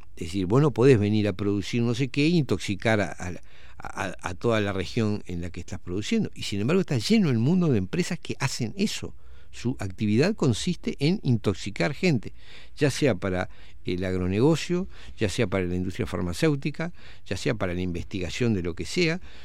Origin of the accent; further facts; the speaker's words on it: Uruguay; como uruguayos